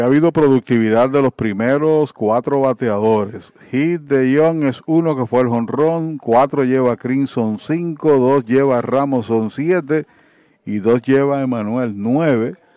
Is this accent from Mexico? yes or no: no; Arecibo, Puerto Rico; en casa, en mi pueblo